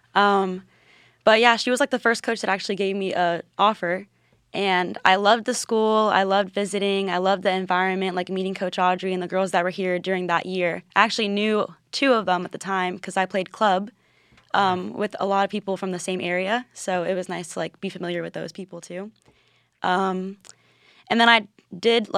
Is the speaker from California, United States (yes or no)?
no; Land O' Lakes, Florida, United States; I'm from Land Lakes, Florida